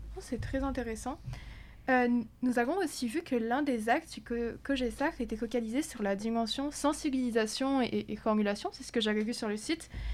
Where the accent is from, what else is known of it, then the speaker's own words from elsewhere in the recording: France; now in Quebec, Canada; je viens de France